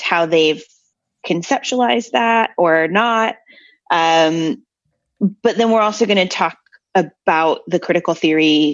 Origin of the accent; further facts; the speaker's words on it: United States; I'm the American here